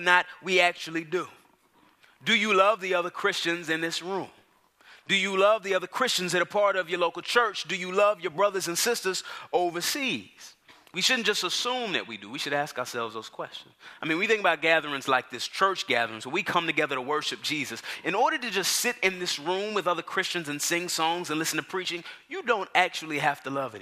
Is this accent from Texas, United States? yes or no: yes; Dallas, Texas, United States; now in Atlanta, United States; I grew up in Dallas, Texas.